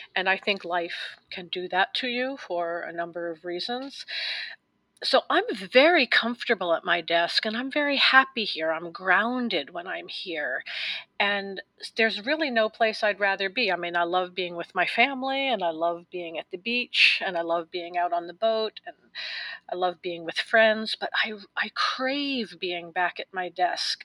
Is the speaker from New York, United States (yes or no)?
yes; New York City, New York, United States; I was born in New York City and I lived a completely different life as a young woman.